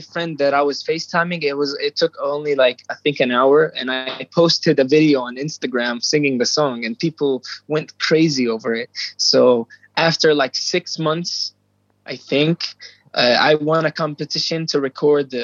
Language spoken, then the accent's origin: English; Jordan; I'm 17 years old and I'm from Jordan in the Middle East